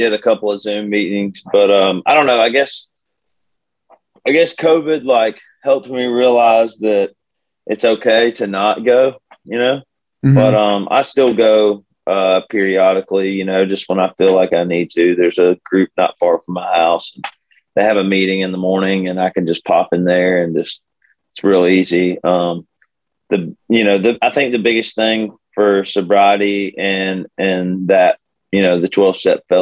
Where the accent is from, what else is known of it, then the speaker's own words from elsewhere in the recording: Birmingham, Alabama, United States; moved away as an adult; now in Nashville, United States; I live in Nashville, and I'm originally from Birmingham, Alabama